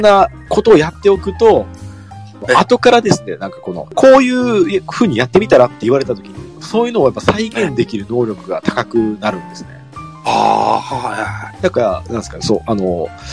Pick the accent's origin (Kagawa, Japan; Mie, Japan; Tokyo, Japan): Mie, Japan; 地元が三重県なん